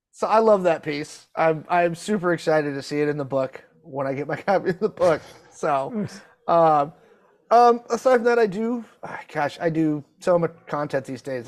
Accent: Pacific Northwest, United States; I'm from the Pacific Northwest

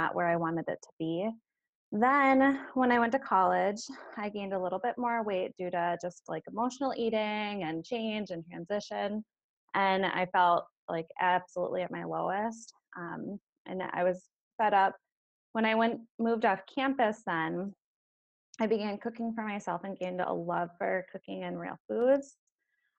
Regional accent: Minnesota, United States; moved away as an adult; now in Green Bay, United States; I'm originally from Minnesota

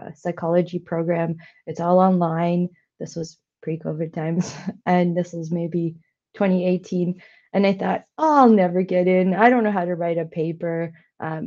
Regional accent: India; now in Canada; my background, being Indian and being an immigrant to Canada

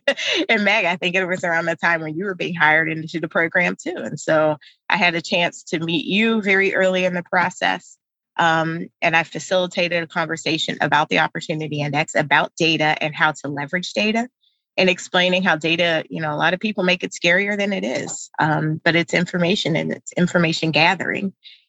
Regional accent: United States; growing up in America, it's always made to sound like the stuff that happens to you is all your fault

